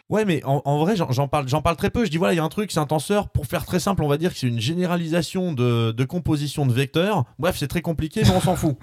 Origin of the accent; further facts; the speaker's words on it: France; je suis un pur français franchouillard